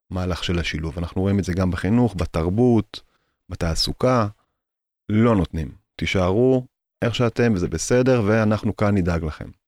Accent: Jerusalem, Jerusalem District, Israel; אני יליד קטמונים

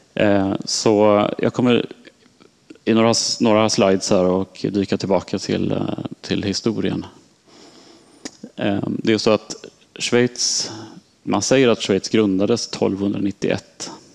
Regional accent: Sweden; moved away as an adult; also born or lived in Switzerland; som svensk

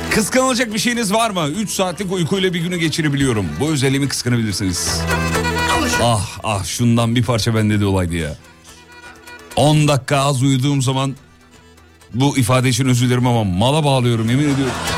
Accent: Derince, Kocaeli, Turkey; Biz çocukken Kocaeli'de, Derince'de

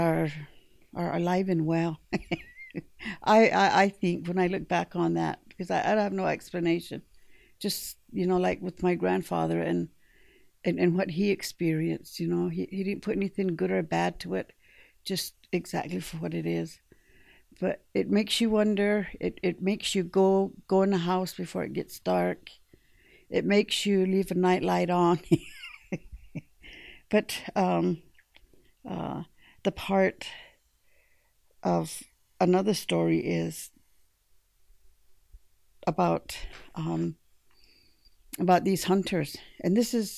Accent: Montana, United States; moved away as an adult; also born or lived in South Dakota; I'm from Montana, and I'm in South Dakota earning a degree

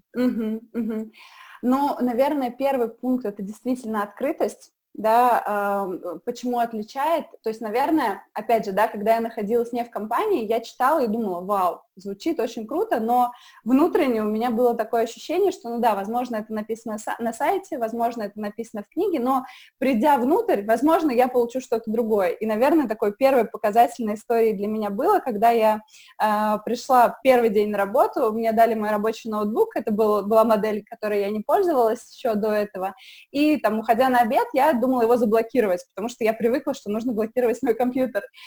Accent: Samara, Samara Oblast, Russia; moved away as an adult; now in Moscow, Russia; я из Самары

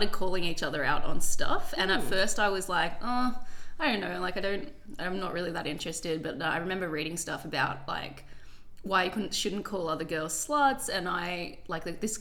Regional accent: Sydney, New South Wales, Australia; moved away as an adult; now in Melbourne, Australia; I'm from Sydney

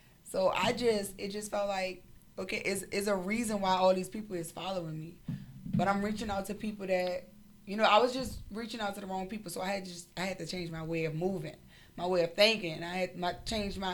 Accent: New Orleans, Louisiana, United States; I'm from New Orleans

